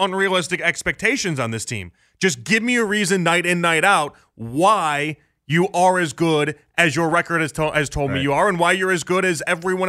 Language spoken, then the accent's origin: English; Chicago, Illinois, United States; I remember growing up, I grew up in Chicago. I'm a big Jordan guy.